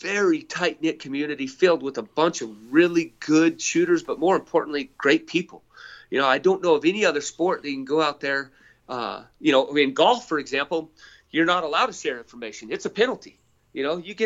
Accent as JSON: {"language": "English", "region": "White Mountains of Arizona", "country": "United States", "tie": "born or raised there", "said": "I grew up in the White Mountains of Arizona, some of the best elk hunting in the world"}